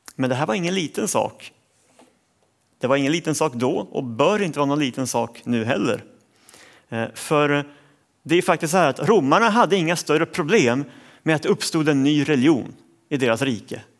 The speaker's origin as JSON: {"language": "Swedish", "country": "Sweden", "said": "jag som svensk"}